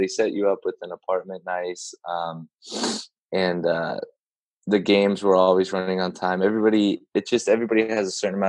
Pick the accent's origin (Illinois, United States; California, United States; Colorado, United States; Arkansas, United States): California, United States; Los Angeles; my hometown in Los Angeles